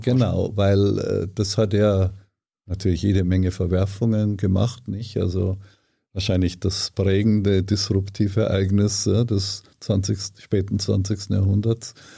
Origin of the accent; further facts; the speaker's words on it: Ortenburg, Bavaria, Germany; moved away as an adult; also born or lived in Potsdam; Niederbayern, Grafschaft Ortenburg, das ist ganz, ganz nahe an der österreichischen Grenze